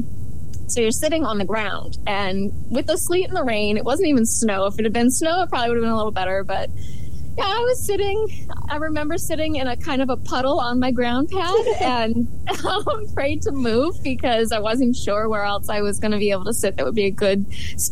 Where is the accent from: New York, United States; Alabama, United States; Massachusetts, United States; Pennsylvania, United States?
Massachusetts, United States; Central; I'm from Central Massachusetts. I grew up in this area